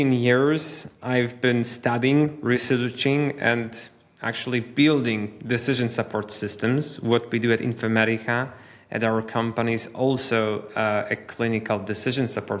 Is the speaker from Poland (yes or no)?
yes; Wrocław, Lower Silesian Voivodeship, Poland; I'm actually in my hometown, which is Poland, Wrocław, one of the major cities west south of Poland.